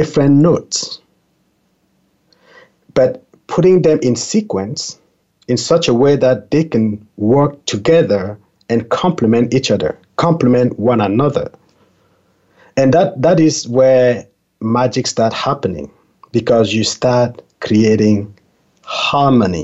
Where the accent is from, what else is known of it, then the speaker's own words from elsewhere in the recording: Cameroon; English is a second language; moved away; I was born in Cameroon, a very tiny country in Central Africa. I remember, even as a child being in Cameroon